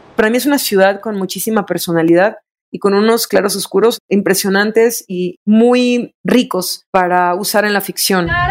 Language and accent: Spanish; Veracruz, Mexico; also born or lived in Berlin, Germany; now in Puebla, Mexico; el lenguaje que yo crecí escuchando en Veracruz